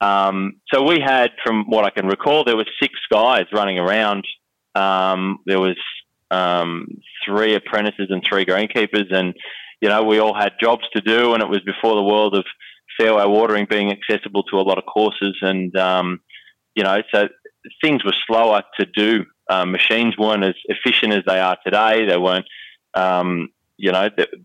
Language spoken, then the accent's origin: English; Wentworth Falls, New South Wales, Australia; I grew up in the Blue Mountains, west of Sydney